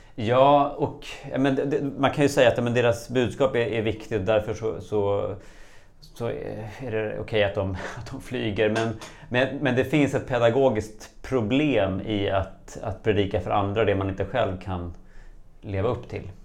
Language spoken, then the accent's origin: Swedish; Stockholm, Stockholm County, Sweden; moved away as an adult; now in Dalarna, Sweden; nyligen flyttat ifrån eh, min födelsestad Stockholm till en liten by i Dalarna